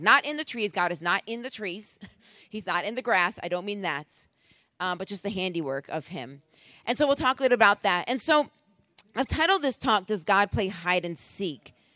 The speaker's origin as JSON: {"language": "English", "town": "Rochester", "region": "New York", "country": "United States", "also_born_or_lived": "Boston", "moved": "yes", "said": "I'm originally from Rochester, New York"}